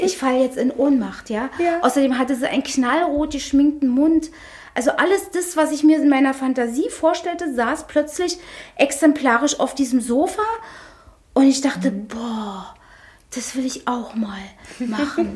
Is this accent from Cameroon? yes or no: no; Berlin, Germany; also born or lived in Lichterfelde, Berlin; ich bin ja hier in Friedrichshain geboren worden und habe meine ersten Lebens- und Jugendjahre, also ich glaube, bis ich 17 oder 16 war, habe ich in der Boxhagener Straße hier gleich um die Ecke gewohnt